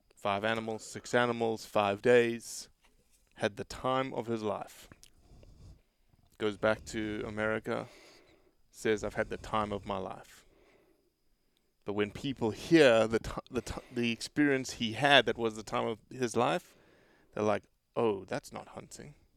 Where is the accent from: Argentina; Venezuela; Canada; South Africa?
South Africa; moved away; I'm South African